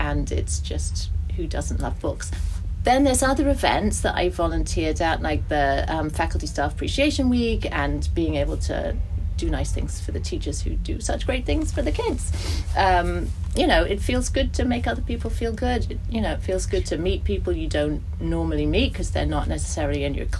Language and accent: English; Germany; moved away; I grew up in Germany. There were no, in the 70s, long time ago.